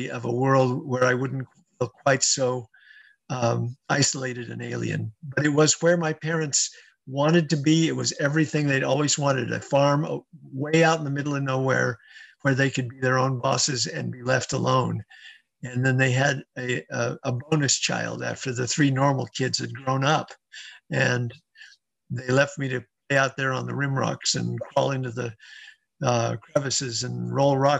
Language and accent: English; Central Oregon, United States; moved away; I grew up on a ranch in Central Oregon where the nearest neighbor was 6 miles away